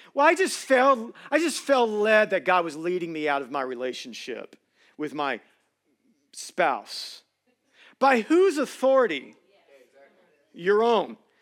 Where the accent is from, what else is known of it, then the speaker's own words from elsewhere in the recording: Georgia, United States; I'm originally from Hughley